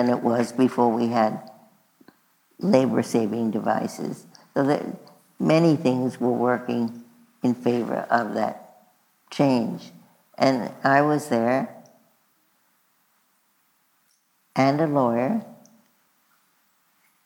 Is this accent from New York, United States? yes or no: yes; New York City, New York, United States; we were both born and bred in Brooklyn, New York.